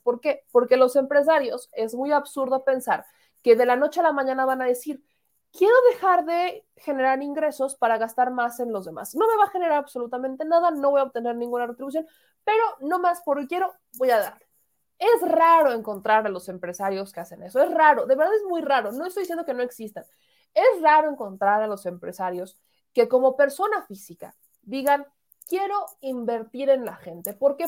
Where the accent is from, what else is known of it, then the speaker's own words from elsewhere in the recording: Puebla, Mexico; quienes somos poblanos